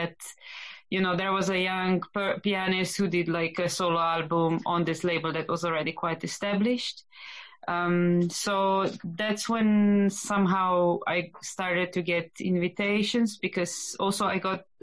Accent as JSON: {"language": "English", "country": "Slovenia", "tie": "born or raised there", "also_born_or_lived": "Groningen, Netherlands / Amsterdam, Netherlands", "moved": "as an adult", "said": "I come from Slovenia. I'm a pianist and a composer. I was born in a small village, and I lived there until I moved away from Slovenia."}